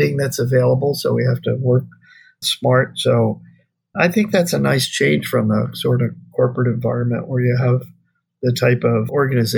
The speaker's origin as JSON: {"language": "English", "region": "East Coast", "country": "United States", "tie": "born or raised there", "moved": "as an adult", "lives_now": "Hawaii, United States", "said": "I grew up on the East Coast, but I've been out here for 40 years"}